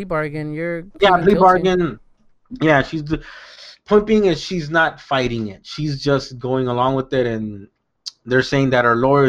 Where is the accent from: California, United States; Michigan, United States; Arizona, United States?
California, United States; South Gate; I grew up in Southgate, California